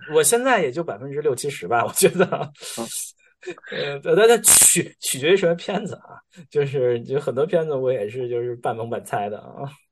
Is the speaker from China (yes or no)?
yes; China; accent: Chinese accent; moved away; 中国口音根深蒂固，怎么带都带不走